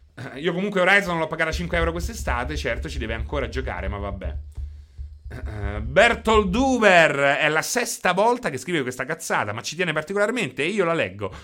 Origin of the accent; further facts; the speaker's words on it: Chieti, Abruzzo, Italy; sono di Chieti